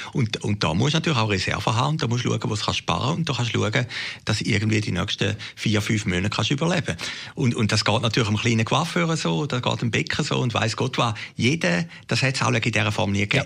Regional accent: Switzerland; ich bin jetzt dort an Grenzen Grenze aufgewachsen

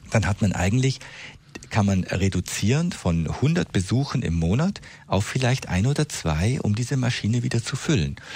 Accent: Switzerland; bei uns in der Schweiz

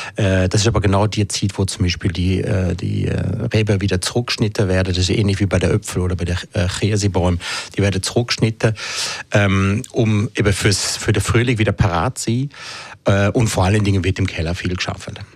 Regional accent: Switzerland; bei uns in der Schweiz

